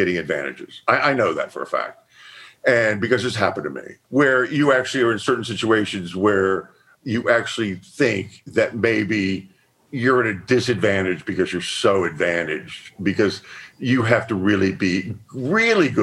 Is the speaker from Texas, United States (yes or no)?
yes; Texas, United States; I was from Texas.